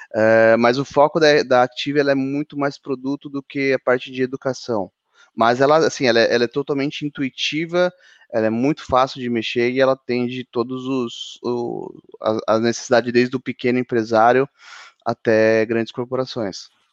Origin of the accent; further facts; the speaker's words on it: São Paulo, Brazil; eu sou de São Paulo.